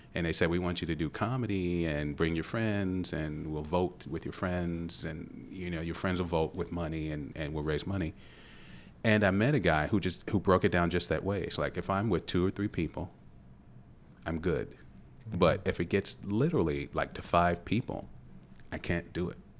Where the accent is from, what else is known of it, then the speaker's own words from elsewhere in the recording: Louisville, Kentucky, United States; I grew up in Parkland, which is like twenty-second Street